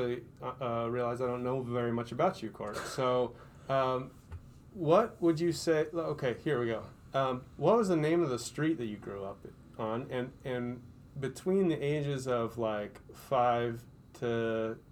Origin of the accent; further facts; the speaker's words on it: Rochester, Minnesota, United States; I grew up on Northern Valley Drive in Rochester, Minnesota.